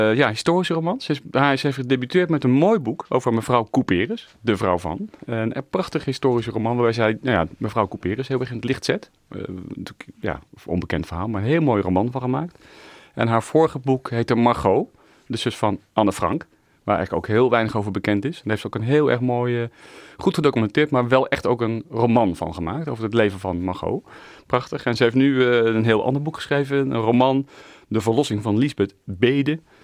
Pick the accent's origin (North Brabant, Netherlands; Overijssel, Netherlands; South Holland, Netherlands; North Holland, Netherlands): South Holland, Netherlands; The Hague; ik ben Hagenaar